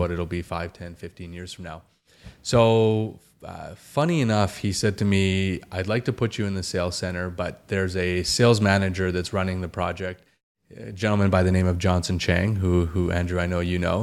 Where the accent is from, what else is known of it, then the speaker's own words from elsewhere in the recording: Calgary, Alberta, Canada; growing up in Calgary, Alberta, which is where I was born and raised